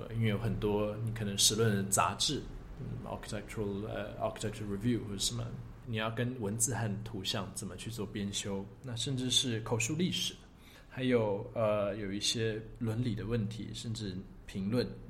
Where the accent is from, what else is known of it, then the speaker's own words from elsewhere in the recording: London, United Kingdom; born there; 因为我想我生在就是生在伦敦这个地方，那我当然应该多去了解这个城市，多去挖这个宝藏这样子。